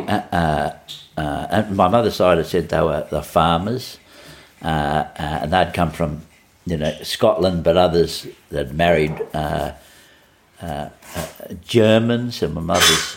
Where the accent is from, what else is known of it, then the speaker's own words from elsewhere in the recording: Sydney, New South Wales, Australia; I grew up in Sydney in the eastern suburbs